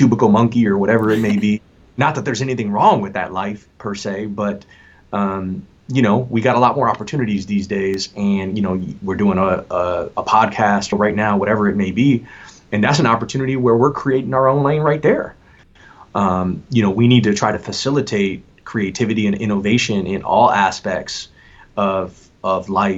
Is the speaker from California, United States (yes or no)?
no; Lansing, Michigan, United States; I was born in Lansing, Michigan. I rep the South Side, Lansing, Everett Viking